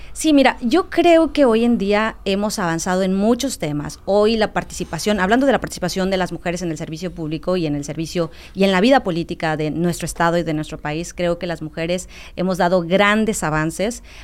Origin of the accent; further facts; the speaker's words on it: Dos Aguadas, Quintana Roo, Mexico; esto a lo que pertenezco, que es mis raíces en, en Dos Aguadas, en la zona limítrofe